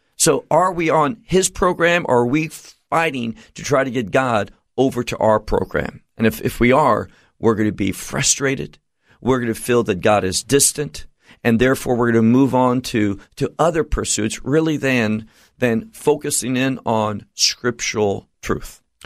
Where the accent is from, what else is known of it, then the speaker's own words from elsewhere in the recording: United States; moved away; where I grew up in America